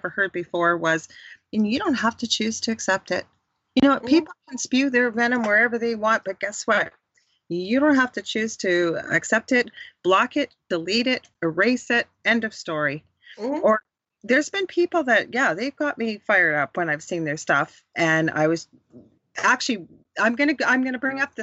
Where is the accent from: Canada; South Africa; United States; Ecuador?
Canada; I'm from Canada